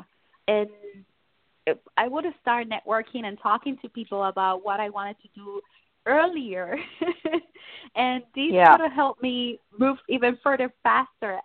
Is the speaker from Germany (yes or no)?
no; Puerto Rico; moved away; I'm original from Puerto Rico